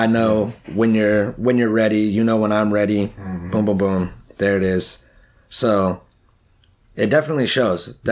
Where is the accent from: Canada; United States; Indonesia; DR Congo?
United States; California; I was born here.